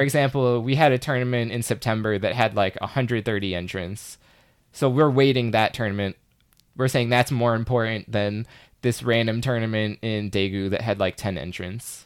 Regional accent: Chicago, Illinois, United States; I'm from Chicago

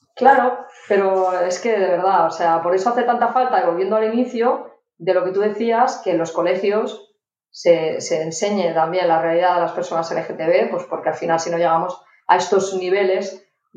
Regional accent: Barcelona, Catalonia, Spain; yo soy de Barcelona

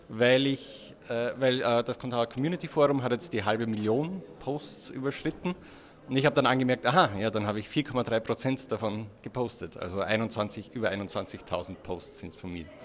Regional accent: Austria; now in Vienna, Austria; Und ja, und ich komme aus Österreich. Was man unschwer hört.

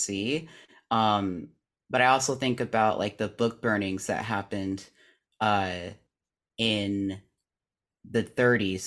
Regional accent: California, United States; living in Hollywood, granted, and also just being born and raised in California

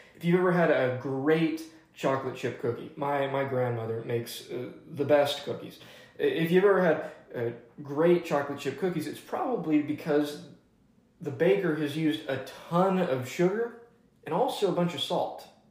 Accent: Atlanta, Georgia, United States; now in Highland Park, Texas, United States; I'm from Atlanta, Georgia

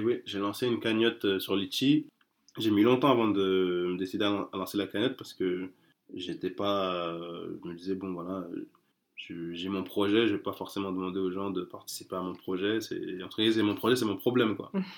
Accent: France; je suis né en France, euh, mes parents ne sont, sont, pas nés en France, moi je suis né en France

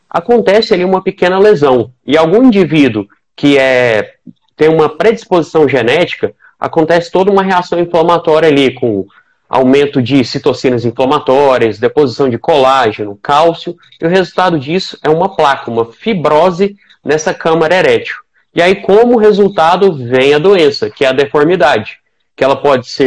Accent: Goiânia, Goiás, Brazil; eu sou médico urologista, especializado em andrologia, sou de Goiânia, atuo aqui na Terrinha, né, fiz a minha formação em urologia aqui mesmo

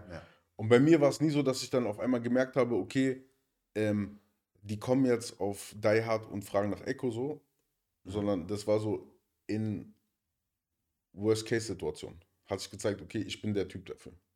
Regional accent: Berlin, Germany; da, wo ich herkomme, aus Neukölln

